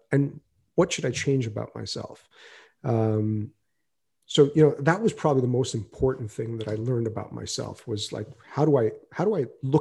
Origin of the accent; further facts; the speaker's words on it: United States; moved away as an adult; now in India; I'm more American than I am Indian. Prior to moving to India, I always thought of myself as being Indian first and American second